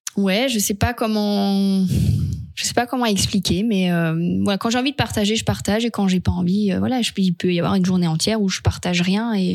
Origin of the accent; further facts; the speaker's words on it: Alsace, Grand Est, France; je suis alsacienne